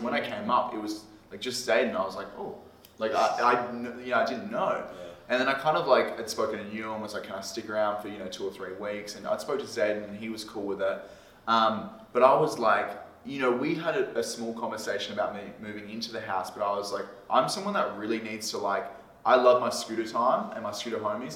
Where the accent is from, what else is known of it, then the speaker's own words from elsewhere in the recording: South Australia, Australia; moved away; Liam and I grew up in South Australia together